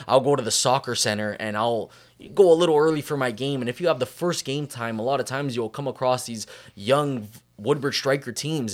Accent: Canada; growing up in Canada

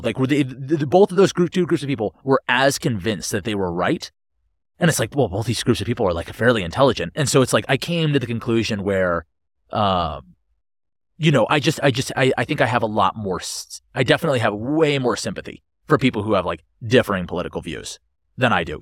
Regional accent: Connecticut, United States; now in Boulder, United States; growing up in Connecticut, like, we had, like, chickens and stuff

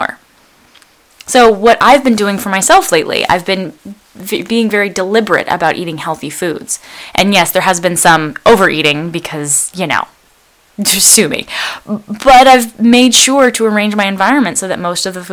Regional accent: Bay Area, California, United States; I was born in the Bay Area of California in a place that's relatively safe

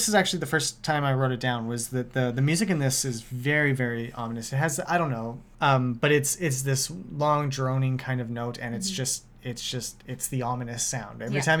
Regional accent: Canada; This is just as a Canadian thing.

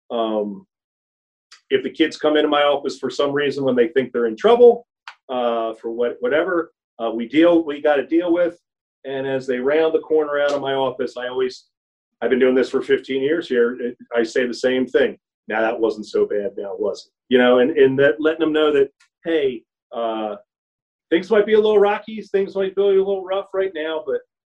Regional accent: Philadelphia, Pennsylvania, United States; now in Tennessee, United States; growing up in Philadelphia

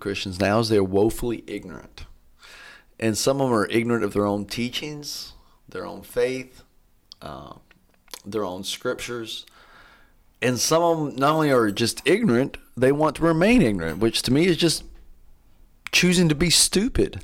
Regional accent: Athens, Tennessee, United States; I grew up here in Athens, and I left w, in my early twenties and just came back

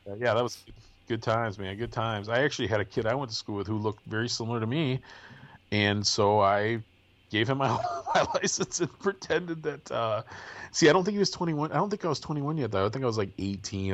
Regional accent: Milwaukee, Wisconsin, United States; now in Michigan, United States; Where I grew up in the Milwaukee area

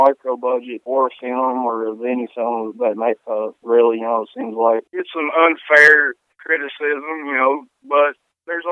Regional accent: Greensburg, Kentucky, United States; also born or lived in Berea, Kentucky; We actually shot in my hometown of Greensburg

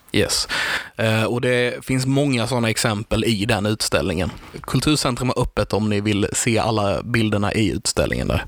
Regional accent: Karlshamn, Blekinge, Sweden; vi är från Karlshamn

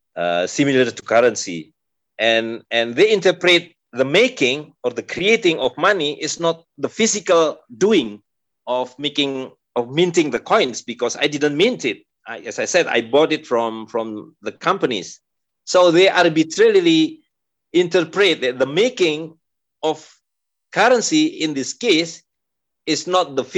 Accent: Depok, West Java, Indonesia; in Depok, in my hometown

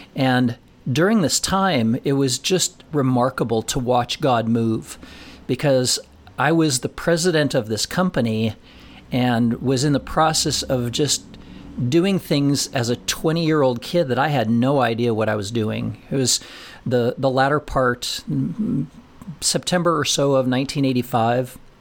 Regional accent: Colorado, United States; moved away as an adult; also born or lived in Nashville; never having lived out of the state of Colorado, never having lived f, farther than forty miles from my, from my hometown

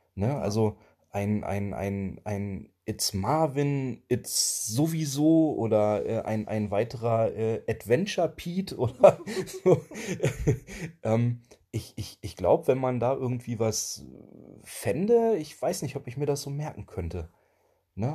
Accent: Germany; Also wir kommen ja nicht direkt aus dem Harz, sondern wir kommen aus dem Harzvorland.

